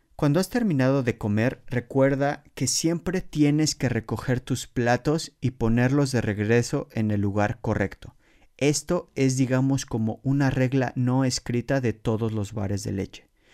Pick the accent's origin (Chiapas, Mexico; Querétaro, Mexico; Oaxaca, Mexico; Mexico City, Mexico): Mexico City, Mexico; moved away as an adult; now in Poland; en la Ciudad de México, de donde soy originario